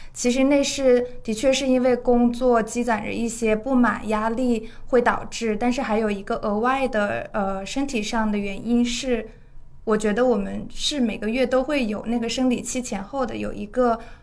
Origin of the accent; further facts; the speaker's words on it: Jinan, Shandong, China; moved away; 因为我老家是山东嘛